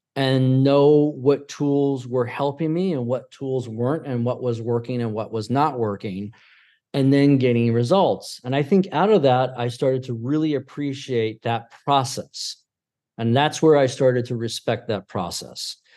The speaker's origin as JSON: {"language": "English", "town": "Syracuse", "region": "New York", "country": "United States", "tie": "born or raised there", "also_born_or_lived": "Pennsylvania / Tampa, Florida", "moved": "yes", "said": "prior to Pennsylvania, we were in Syracuse growing, I was growing up in Syracuse"}